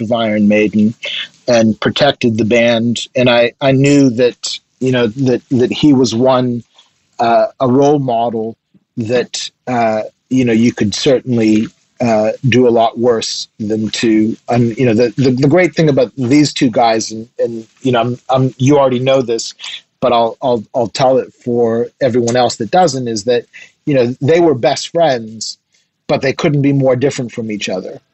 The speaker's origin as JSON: {"language": "English", "region": "Nova Scotia", "country": "Canada", "tie": "born or raised there", "also_born_or_lived": "Quebec", "said": "I was born in a mining town in Quebec that doesn't exist anymore. When the when the mine dried up, the people dried up too. Um, so I ended up being raised in Nova Scotia"}